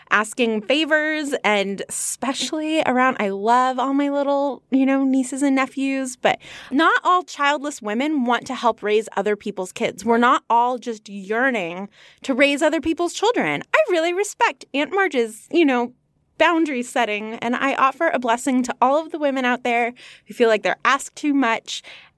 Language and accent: English; United Kingdom; I am British. I say things like herb, aluminium, and laboratory.